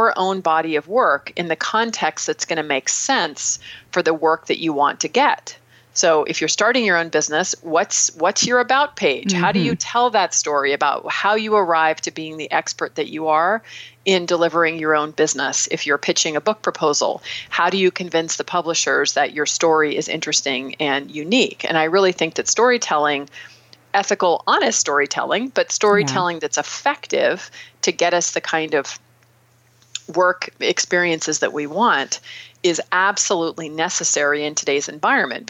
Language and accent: English; San Anselmo, California, United States; working washing dishes at an ice cream parlor where I grew up in San Anselmo